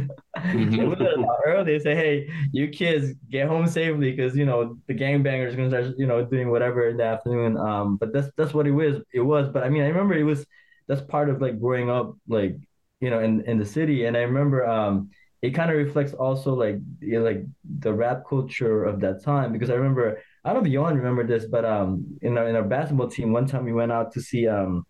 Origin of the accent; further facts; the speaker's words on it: Chicago, Illinois, United States; growing up in Chicago, in the city, Humboldt Park.